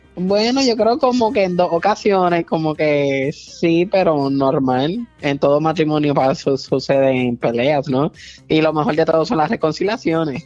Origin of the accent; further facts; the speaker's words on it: Puerto Rico; yo soy puertorriqueño